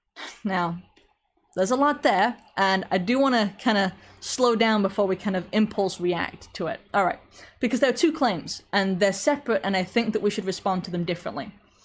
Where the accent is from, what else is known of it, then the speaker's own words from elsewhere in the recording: England, United Kingdom; accent: slight American; I am from England with something of an American accent. Everybody seems to disagree over how strong it is, and I can't hear because it's my accent, so I'll take your word for it.